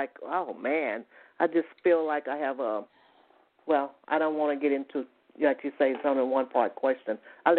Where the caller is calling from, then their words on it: Atlanta, Georgia, United States; I'm calling from Atlanta, Georgia.